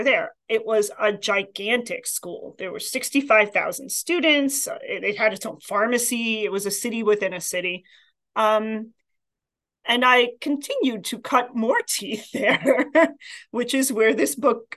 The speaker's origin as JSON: {"language": "English", "town": "New York City", "region": "New York", "country": "United States", "tie": "born or raised there", "also_born_or_lived": "Queens, New York / Massachusetts / Boston", "moved": "as an adult", "lives_now": "Vermont, United States", "said": "I grew up in Staten Island, New York, but I was born in Queens"}